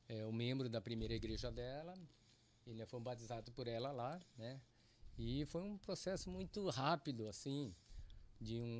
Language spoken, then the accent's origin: Portuguese; Londrina, Paraná, Brazil; eu sou londrinense de nascença. Nasci em Londrina, Paraná, pé vermelho.